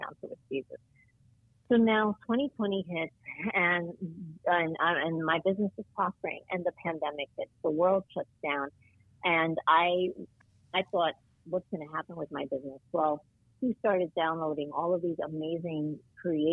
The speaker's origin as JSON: {"language": "English", "region": "New Jersey", "country": "United States", "tie": "born or raised there", "also_born_or_lived": "New York", "moved": "as an adult", "lives_now": "Florida, United States", "said": "I was born in New York, but I had grown up in New Jersey and in the suburbs, and I just loved it there. That was my home."}